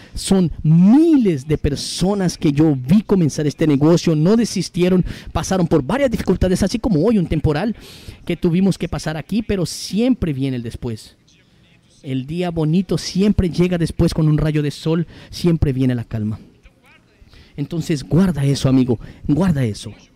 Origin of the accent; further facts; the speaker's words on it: São Paulo, Brazil; 34 años, soy de Sao Paulo